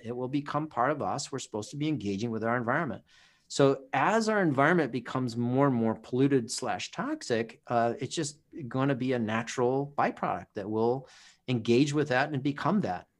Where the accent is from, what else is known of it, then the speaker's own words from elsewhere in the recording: Oahu, Hawaii, United States; moved away; also born or lived in Southern California; I grew up on Oahu